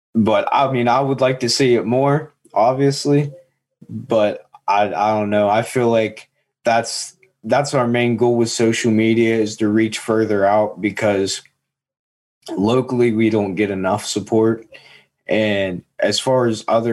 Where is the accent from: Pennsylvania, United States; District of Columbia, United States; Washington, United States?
Pennsylvania, United States; Seward; also born or lived in Latrobe, Pennsylvania; I'm actually from a little town outside of Johnstown, Pennsylvania